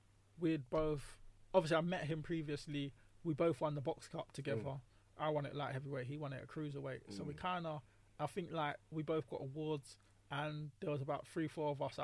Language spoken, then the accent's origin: English; London, United Kingdom; Obviously, I'm from South.